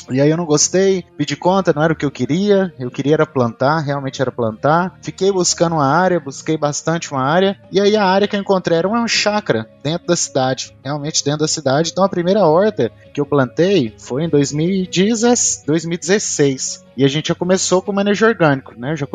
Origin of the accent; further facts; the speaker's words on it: Goiânia, Goiás, Brazil; eu sou engenheiro agrônomo, sou daqui da cidade de Goiânia, Goiás.